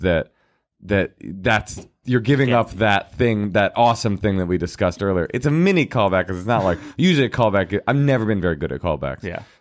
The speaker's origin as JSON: {"language": "English", "town": "Oakland", "region": "California", "country": "United States", "tie": "born or raised there", "said": "I am the kid that was raised in Oakland in Oakland public schools."}